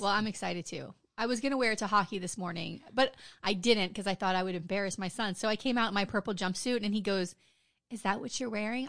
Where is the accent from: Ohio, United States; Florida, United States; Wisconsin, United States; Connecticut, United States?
Florida, United States; Wilton Manors; I grew up in Wilton Manors, it's a city here in Broward County